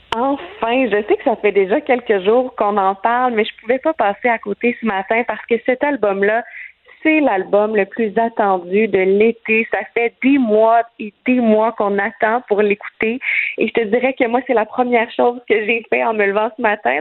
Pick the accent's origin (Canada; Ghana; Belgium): Canada; Quebec; chez nous, au Québec